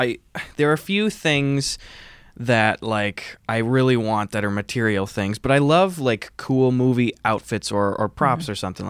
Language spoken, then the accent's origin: English; Wisconsin, United States; now in Los Angeles, United States